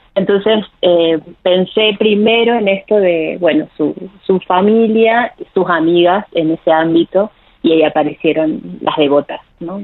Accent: Jujuy, Argentina; moved away as an adult; also born or lived in Córdoba, Argentina / Mexico; yo soy de Jujuy

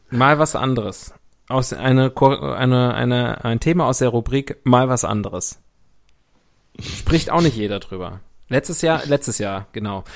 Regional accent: West Germany, Germany; Ich bin ja im Rheinhaus groß geworden. Wie ein guter Was? Also Westler

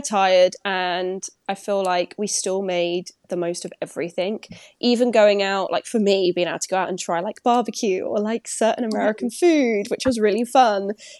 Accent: Essex, East of England, United Kingdom; accent: Essex; now in Glasgow, United Kingdom

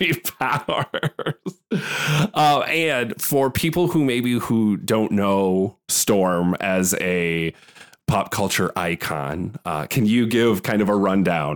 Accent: Iowa, United States; I'm from Iowa, so I know farmland

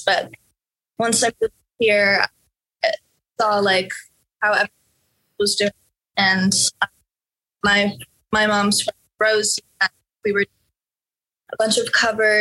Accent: Norway; now in Los Angeles, United States; I'm from Norway. I grew up there

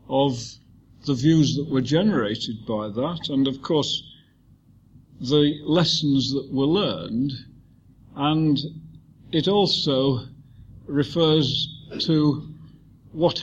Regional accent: Manchester, North West England, United Kingdom; We're both from Manchester

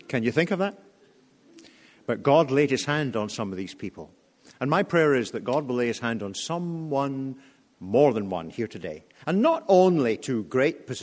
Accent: United Kingdom; as a Brit

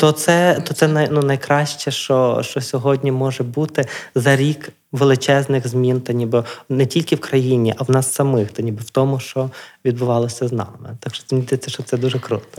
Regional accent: Drohobych, Lviv Oblast, Ukraine; я з Другобича

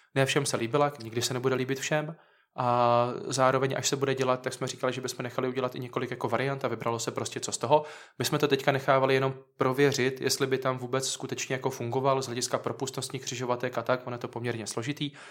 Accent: Hradiště?, South Moravian Region, Czechia; also born or lived in Znojmo, Czech Republic; já jsem taky z Havradníku

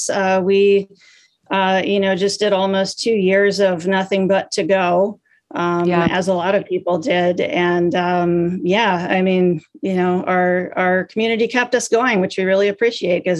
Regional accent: Minnesota, United States; I'm from Minnesota.

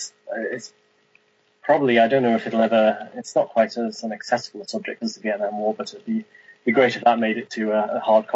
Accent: England, United Kingdom; moved away as an adult; now in Northern Ireland, United Kingdom; The reason I moved from England to Northern Ireland was to do a university course up in a town called Coleraine, which is on the north coast of Northern Ireland, nearly.

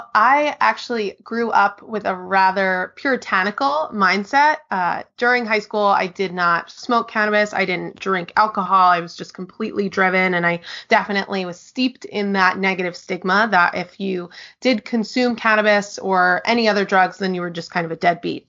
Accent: New York, United States; now in Portland, United States; I am originally from New York, based in Portland, Oregon

